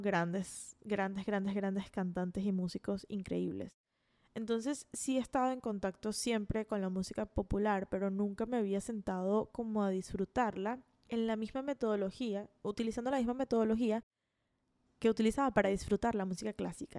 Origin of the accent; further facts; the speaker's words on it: Caracas, Capital District, Venezuela; moved away as an adult; now in Florida, United States; nací en Caracas, Venezuela y viví allí hasta que tuve 20 años. Y luego emigré a Florida, que es donde vivo actualmente.